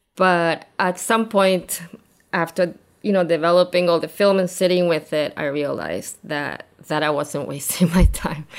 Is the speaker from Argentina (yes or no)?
yes; Argentina; moved away as an adult; also born or lived in New York, United States / Brooklyn, United States; I grew up in Argentina, and lived there until I was thirty.